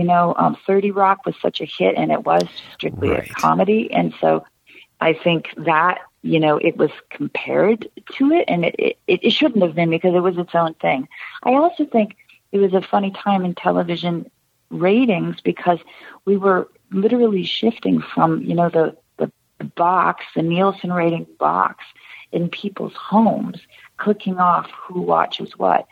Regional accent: Canada; But as a Canadian, there's an extra obstacle in literally having papers

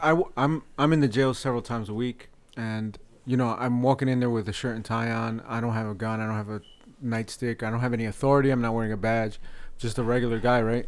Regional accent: Paterson, New Jersey, United States; accent: North Jersey; my North Jersey accent

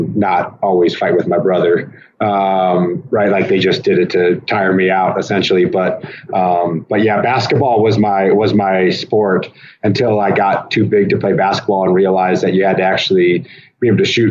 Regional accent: Fremont, Nebraska, United States; I was born in Fremont, Nebraska, in 1985

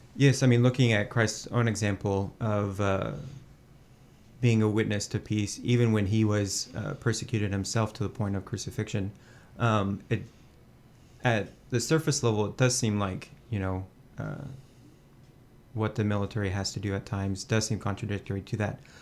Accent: Fort Worth, Texas, United States; moved away as an adult; now in Washington, D.C., United States; I grew up Catholic in the Diocese of Fort Worth, and I started to get involved in my home parish, uh, just outside of the city

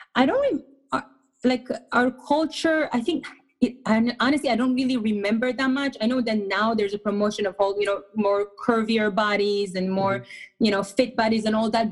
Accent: Israel; English is a second language; moved away as an adult; now in United States; I was born and raised in Israel. I moved to the States about 12 to 13 years ago

